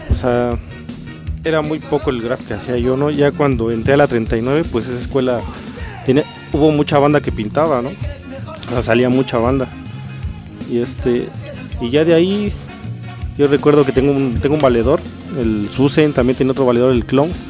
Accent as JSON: {"language": "Spanish", "region": "Mexico City", "country": "Mexico", "said": "colonia que se llama Pueblo Quieto, a un lado de Médica Sur, no sé si la conozcan. Puede que sí. Y de ahí soy, cerca del Estadio Azteca."}